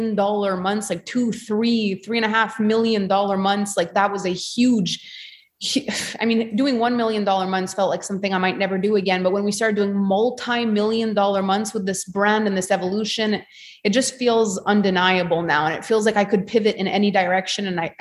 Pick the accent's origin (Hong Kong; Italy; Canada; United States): Canada; being Canadian and all the politics and everything that have happened here